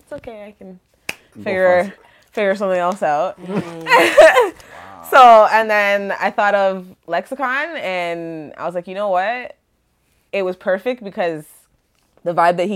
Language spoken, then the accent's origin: English; Canada; I'm so friggin' Canadian. Like, my accent's not that great.